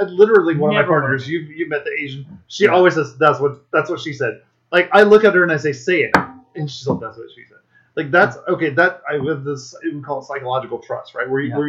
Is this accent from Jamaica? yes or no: yes; Saint Ann Parish, Jamaica; I'm from St. Anne